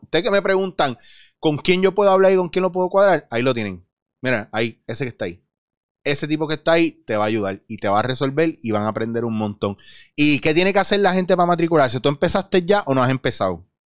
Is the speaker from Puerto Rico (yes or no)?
yes; Puerto Rico; somos puertorriqueños